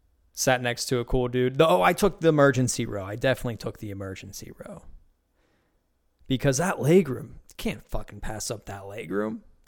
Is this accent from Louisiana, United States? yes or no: no; Beaver County, Pennsylvania, United States; moved away; Where I grew up in Beaver County, it's still a good living way, you know, community way of growing up.